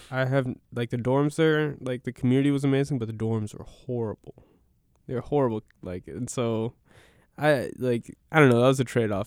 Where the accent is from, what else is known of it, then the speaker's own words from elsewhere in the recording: United States; I'm a suburbian from Washington